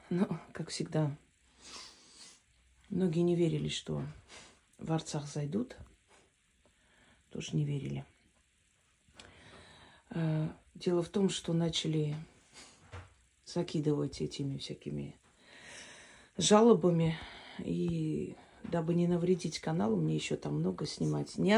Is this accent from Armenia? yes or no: yes; Armenia; Я говорю, я армянка.